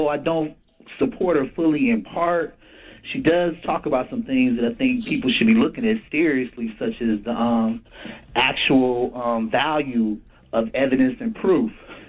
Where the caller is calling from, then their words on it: Cleveland, Ohio, United States; I'm calling you from Cleveland.